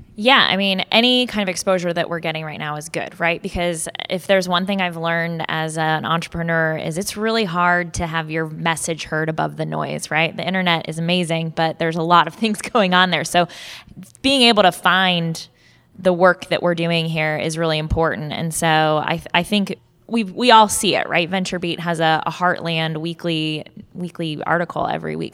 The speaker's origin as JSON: {"language": "English", "town": "Omaha", "region": "Nebraska", "country": "United States", "tie": "born or raised there", "moved": "yes", "lives_now": "Ohio, United States", "said": "Omaha, Nebraska, which is actually my hometown"}